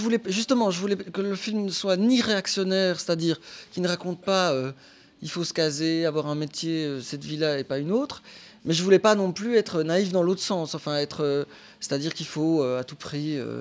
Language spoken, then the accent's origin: French; Belgium; Je suis belge.